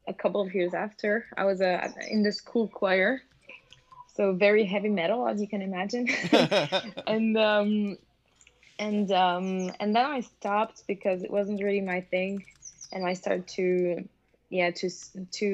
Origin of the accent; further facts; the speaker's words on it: French-speaking Switzerland, Romandy, Switzerland; moved away as an adult; now in Denmark; I'm born in Switzerland, in the French-speaking part.